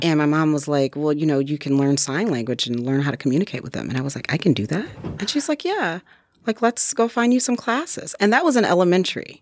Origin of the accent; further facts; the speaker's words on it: Detroit, Michigan, United States; moved away as an adult; now in Sheboygan County, United States; I am originally from Detroit, Michigan.